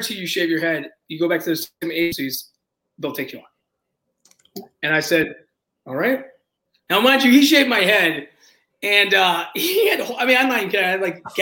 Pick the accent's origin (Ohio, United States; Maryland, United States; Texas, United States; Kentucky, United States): Maryland, United States; D.C. area; I grew up in Maryland, D.C. area